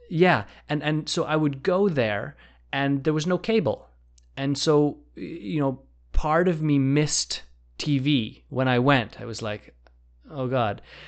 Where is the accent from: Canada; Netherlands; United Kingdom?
Canada; Vancouver, British Columbia; I grew up in Vancouver